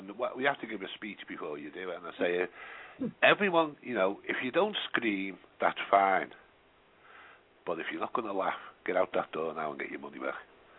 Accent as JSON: {"language": "English", "town": "Liverpool", "region": "North West England", "country": "United Kingdom", "also_born_or_lived": "London / Stafford", "accent": "Scouser", "moved": "yes", "lives_now": "North Yorkshire, United Kingdom", "said": "I'm from Tochter."}